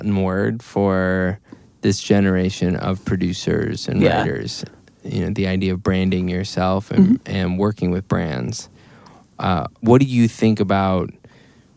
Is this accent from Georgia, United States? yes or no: no; Chicago area, Illinois, United States; I'm probably closer to where Joe's from, in Milwaukee, than I am to Chicago